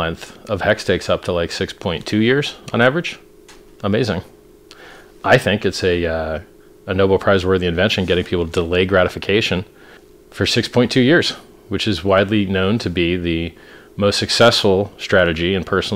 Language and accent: English; Florida, United States; I'm from Florida